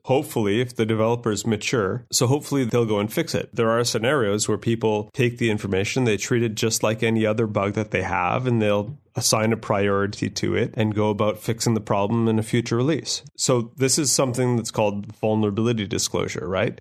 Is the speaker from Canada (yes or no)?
yes; Canada; as a Canadian male over the age of whatever I am